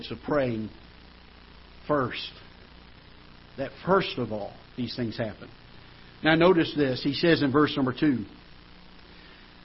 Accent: United States; as an American citizen

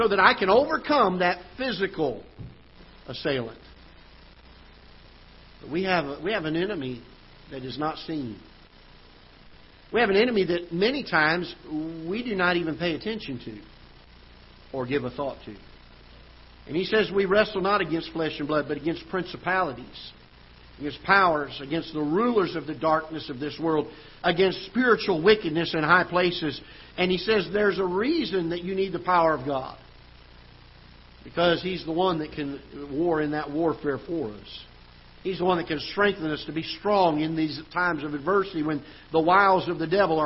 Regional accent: South Florida, United States; now in Festus, United States; I grew up in South Florida

